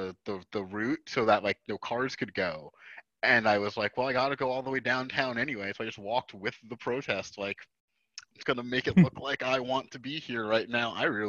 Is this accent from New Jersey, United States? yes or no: yes; Hoboken, New Jersey, United States; my hometown of Hoboken, New Jersey